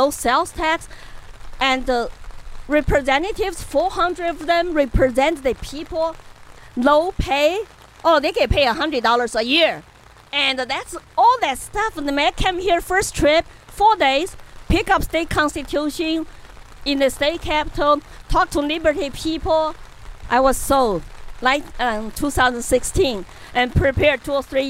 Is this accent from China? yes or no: yes; Chengdu, Sichuan, China; English is a second language; moved away as an adult; also born or lived in Colorado, United States; now in New Hampshire, United States; And I'm from Chengdu, Sichuan province